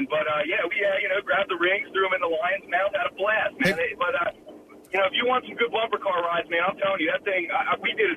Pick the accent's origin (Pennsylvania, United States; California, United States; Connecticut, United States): Pennsylvania, United States; I'm up from Pennsylvania